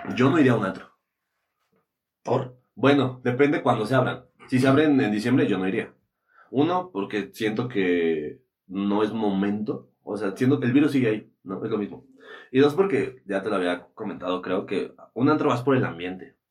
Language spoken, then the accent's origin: Spanish; Toluca, State of Mexico, Mexico; aquí en Toluca, sí somos de Toluca